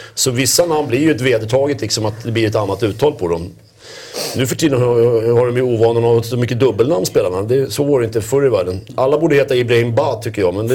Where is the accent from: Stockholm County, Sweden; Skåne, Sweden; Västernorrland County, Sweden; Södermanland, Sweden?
Stockholm County, Sweden; Stockholm; inte fasen sitter vi som stockholmare och säger Rögle